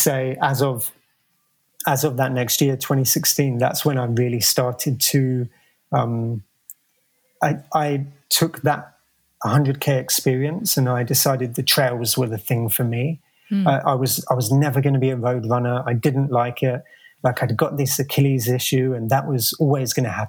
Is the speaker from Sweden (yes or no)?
no; London, United Kingdom; moved away as an adult; now in United States; as a kid growing up in London